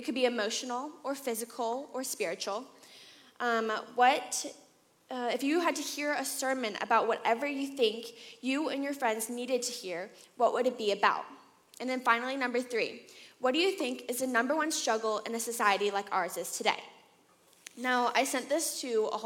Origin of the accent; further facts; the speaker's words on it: Atlanta, Georgia, United States; I grew up here in Atlanta for the most part